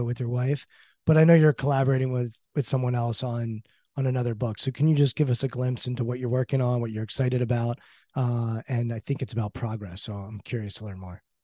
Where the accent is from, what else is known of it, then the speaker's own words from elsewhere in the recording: Maryland, United States; I grew up in Maryland and grew up on the Orioles